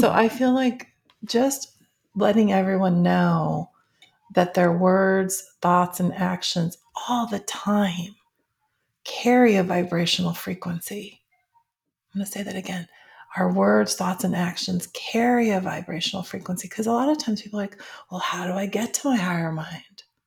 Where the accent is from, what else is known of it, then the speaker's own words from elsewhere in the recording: Schaumburg, Illinois, United States; I grew up in Schaumburg, Illinois